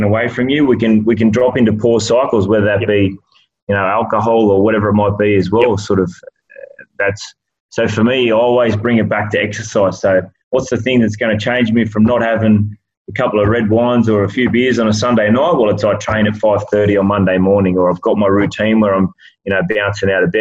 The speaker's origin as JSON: {"language": "English", "town": "Dubbo", "region": "New South Wales", "country": "Australia", "tie": "born or raised there", "moved": "yes", "said": "So I grew up in Dubbo"}